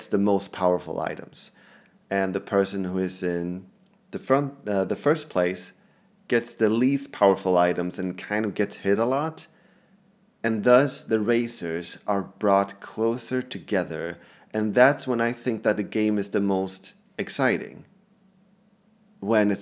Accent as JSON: {"language": "English", "country": "Sweden", "second_language": "English", "said": "English is my second language, I'm Swedish"}